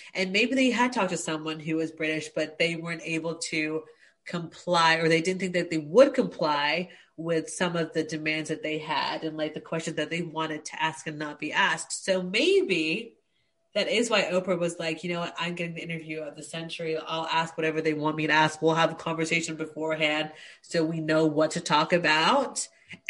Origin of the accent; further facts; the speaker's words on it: Australia; also born or lived in United States; No shade to Americans. I'm married to one, but I also lived in the US for years. But being Australian, I grew up learning about the monarchy.